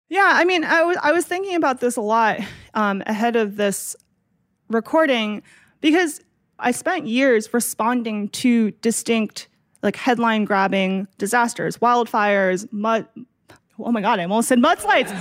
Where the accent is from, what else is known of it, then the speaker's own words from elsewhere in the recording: Massachusetts, United States; now in California, United States; I grew up in Massachusetts